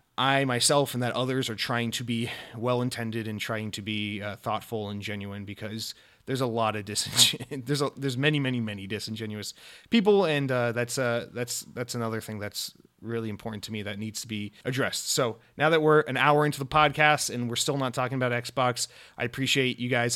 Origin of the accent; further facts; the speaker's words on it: Atlanta, Georgia, United States; moved away; I, uh, I'm, I lived almost my entire life in, in Atlanta, Georgia, or just outside of Atlanta, Georgia